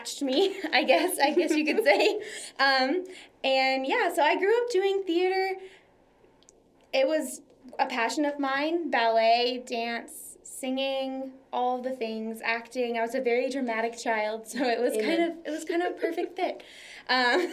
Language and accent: English; Tomball, Texas, United States; also born or lived in Dallas, Texas; I am from the Houston area originally, just like the urban sprawl of Houston. A little town called Tomball. It's a great place to grow up and to live.